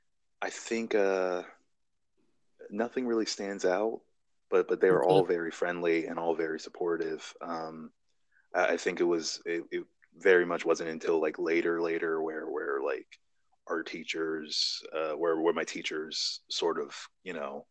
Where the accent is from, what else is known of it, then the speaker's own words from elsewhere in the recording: Bishopville, Maryland, United States; I grew up in Bishopville